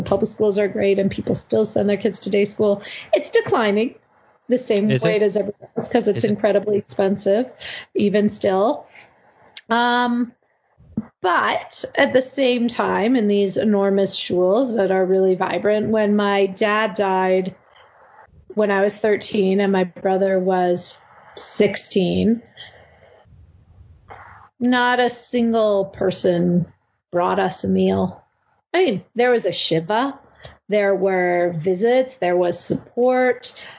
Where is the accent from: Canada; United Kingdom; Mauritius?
Canada; Toronto, Ontario; So my neighbor growing up in Toronto is from New York.